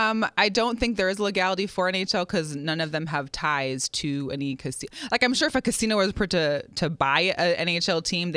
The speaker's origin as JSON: {"language": "English", "town": "Seattle", "region": "Washington", "country": "United States", "tie": "born or raised there", "said": "there's a local athlete from my hometown, Seattle, Jason Terry."}